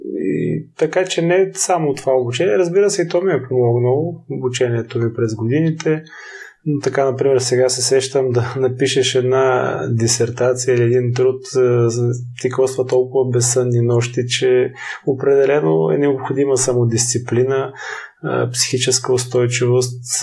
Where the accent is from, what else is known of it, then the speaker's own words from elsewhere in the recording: Silistra, Silistra Province, Bulgaria; also born or lived in Varna; now in Sofia, Bulgaria; В родния ми град в Силистра